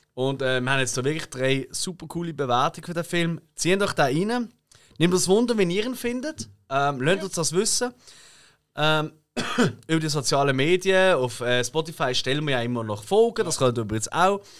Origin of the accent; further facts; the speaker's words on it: Basel, Basel-Stadt, Switzerland; wir sind Basler